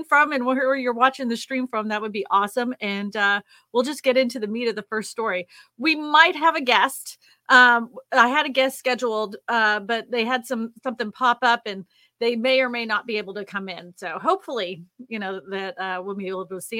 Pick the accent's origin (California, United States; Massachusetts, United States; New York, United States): Massachusetts, United States; Boston; moved away; She's from my hometown.